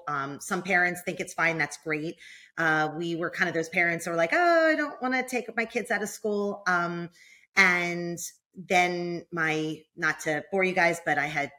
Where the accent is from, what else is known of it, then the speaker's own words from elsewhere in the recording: New Jersey, United States; Well, I can tell you, I came from New Jersey and it was pretty hot in New Jersey in the summer too.